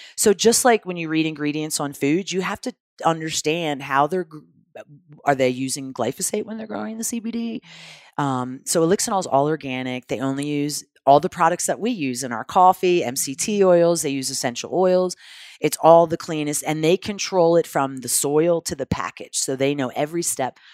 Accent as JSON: {"language": "English", "town": "Philadelphia", "region": "Pennsylvania", "country": "United States", "said": "I'm from Philadelphia"}